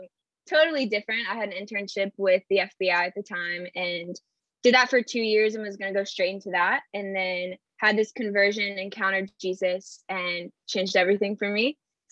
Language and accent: English; Northern Virginia, United States; So I am from Northern Virginia. I was born and raised here. From there, I went to school at George Mason University, where I played soccer. And that was kind of where I came about my faith.